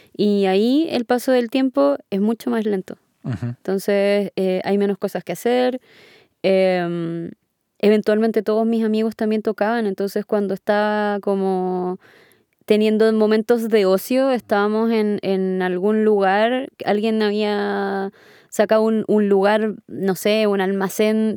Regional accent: Punta Arenas, Magallanes and Chilean Antarctica, Chile; moved away as an adult; now in Santiago, Chile; yo vengo de Punta Arenas

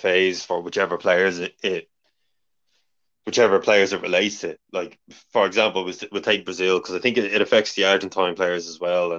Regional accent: Ireland; we're Irish

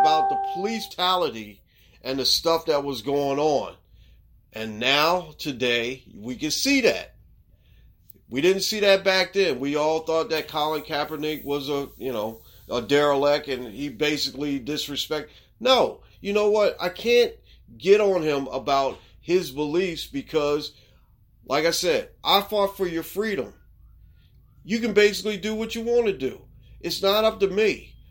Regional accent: Baltimore, Maryland, United States; the city of Baltimore, my hometown.

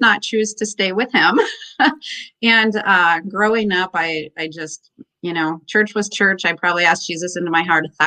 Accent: Minnesota, United States; also born or lived in Pennsylvania; I was actually born in Pennsylvania, but I'm from Minnesota mostly. My parents moved here when I was two

